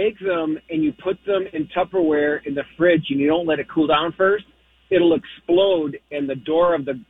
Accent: Milwaukee, Wisconsin, United States; now in Minnesota, United States; Well, we're from Milwaukee, and I brought the recipe to Minnesota with me

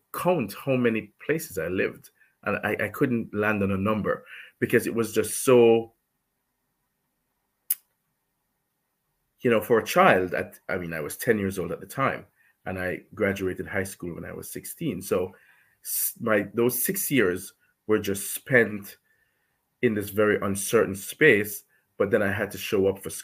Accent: Jamaica; I'm from Jamaica.

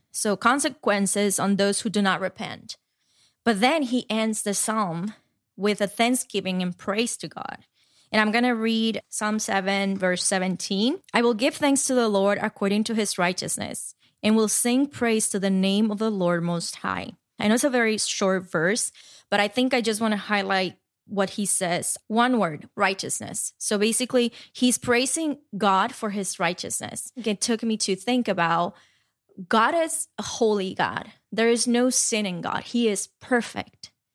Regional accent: Dominican Republic; now in New York, United States; growing up in Dominican Republic

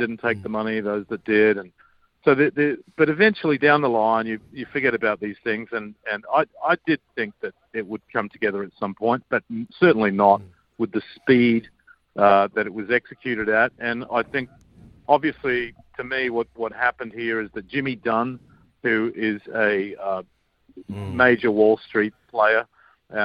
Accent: Australia; I grew up with in Australia

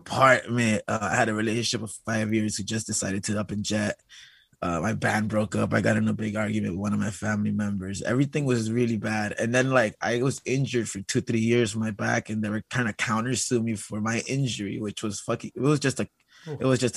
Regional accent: Los Angeles, California, United States; growing up here

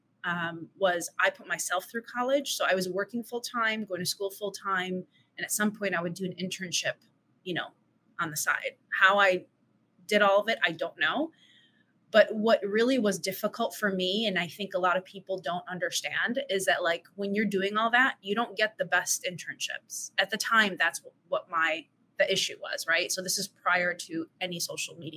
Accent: Chicago, Illinois, United States; moved away as an adult; now in Los Angeles, United States; born and raised in Chicago, first generation Assyrian

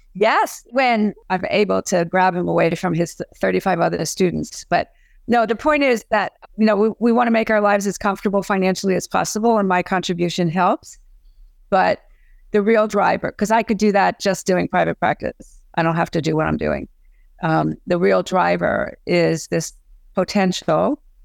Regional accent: Philadelphia, Pennsylvania, United States; I lived, I grew up in Philadelphia, and so I knew how to dance.

